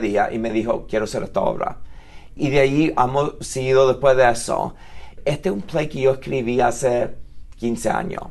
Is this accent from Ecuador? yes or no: no; United States; Yo nací en los Estados Unidos